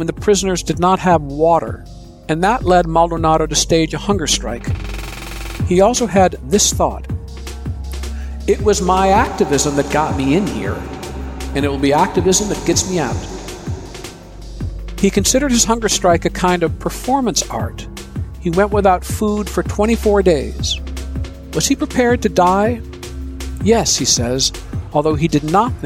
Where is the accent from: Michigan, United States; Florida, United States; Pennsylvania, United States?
Michigan, United States; Ann Arbor; When I was growing up in Ann Arbor, Michigan